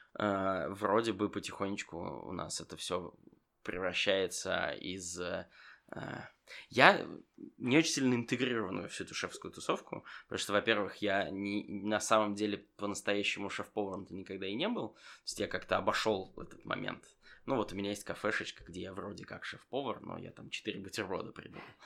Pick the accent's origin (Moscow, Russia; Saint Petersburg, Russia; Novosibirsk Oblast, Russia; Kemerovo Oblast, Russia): Saint Petersburg, Russia; я из Питера